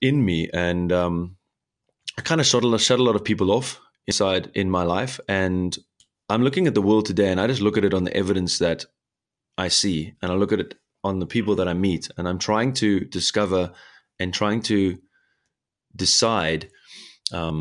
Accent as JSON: {"language": "English", "country": "South Africa", "moved": "yes", "lives_now": "Germany", "said": "here in Germany, especially because I'm from South Africa."}